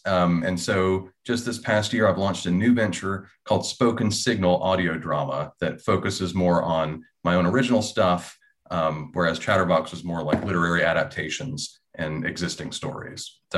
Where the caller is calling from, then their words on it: Memphis, Tennessee, United States; I'm calling from Memphis, Tennessee, where I have been producing audio drama since 2007